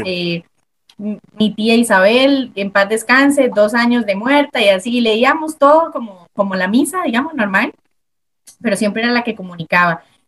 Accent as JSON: {"language": "Spanish", "town": "Desamparados", "region": "San José", "country": "Costa Rica", "tie": "born or raised there", "said": "yo soy de, de Desamparados, el porvenir. Mi familia, la mitad es de San Carlos, pero yo nací acá en San José, San José, Costa Rica"}